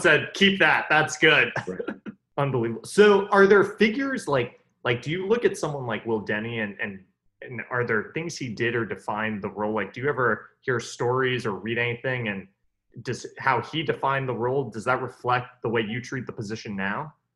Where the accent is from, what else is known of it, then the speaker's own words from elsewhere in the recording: New York City, New York, United States; Like I grew up in New York, basically New York City.